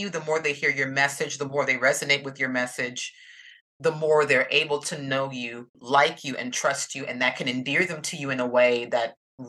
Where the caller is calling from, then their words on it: Atlanta, Georgia, United States; I'm coming from Atlanta, Georgia in the United States, southeastern U.S.